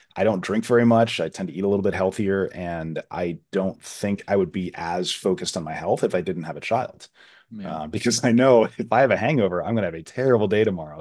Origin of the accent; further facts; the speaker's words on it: Florida, United States; I grew up in Florida